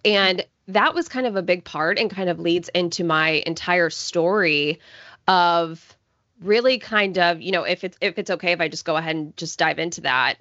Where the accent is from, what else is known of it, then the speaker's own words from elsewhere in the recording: Coppell, Texas, United States; now in Houston, United States; I grew up in the suburbs of Dallas, Texas, in a town called Coppell